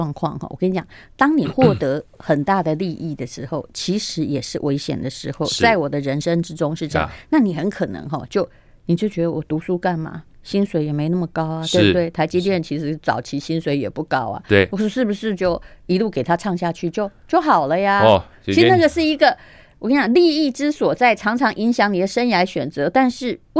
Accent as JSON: {"language": "Chinese", "region": "Yilan County", "country": "Taiwan", "said": "因为我是宜兰人，"}